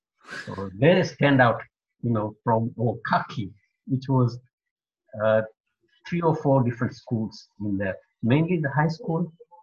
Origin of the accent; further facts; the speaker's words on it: Ndere, Kenya; also born or lived in Maragoli, Kenya; So I grew up mostly in Ndere. Ndere had another African village attached to that. That was a Luo village, basically. Not many Indians living